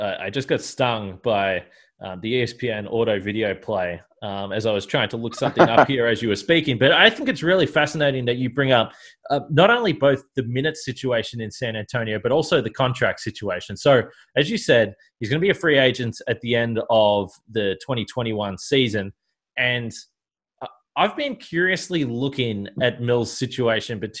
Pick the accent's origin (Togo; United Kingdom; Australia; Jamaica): Australia; as an Australian